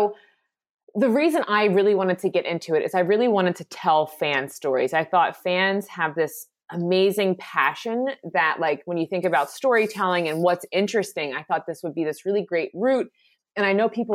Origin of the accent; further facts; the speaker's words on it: Philadelphia, Pennsylvania, United States; I'm originally from Philadelphia